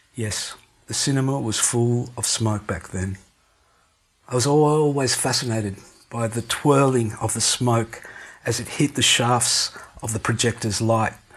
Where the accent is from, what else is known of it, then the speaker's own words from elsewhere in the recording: Melbourne, Victoria, Australia; I grew up in North Richmond on Lincoln Street